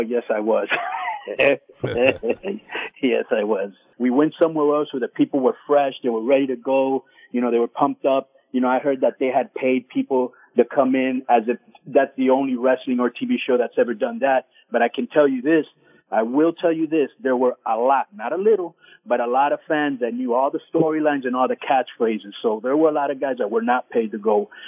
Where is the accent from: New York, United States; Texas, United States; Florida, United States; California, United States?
Florida, United States; Miami; I'm from Miami